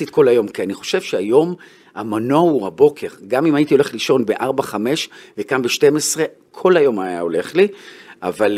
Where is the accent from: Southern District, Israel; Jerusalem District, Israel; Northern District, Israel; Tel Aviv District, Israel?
Tel Aviv District, Israel; Bnei Brak; also born or lived in Haifa; גדלתי בבני ברק, במקום דתי